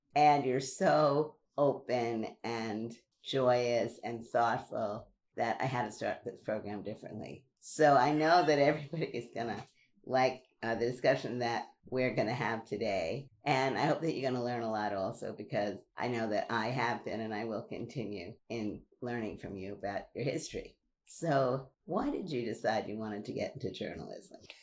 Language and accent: English; New York City, New York, United States; growing up in Brooklyn